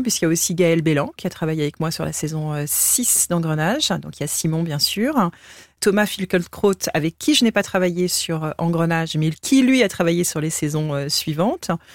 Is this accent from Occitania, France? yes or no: no; Essonne, Île-de-France, France; moi j'ai grandi dans l'Essonne